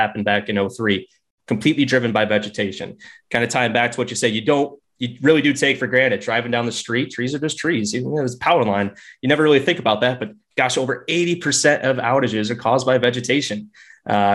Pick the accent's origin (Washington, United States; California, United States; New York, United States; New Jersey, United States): New York, United States; Buffalo; now in Austin, United States; I'm originally from Buffalo, New York, down in Austin, Texas now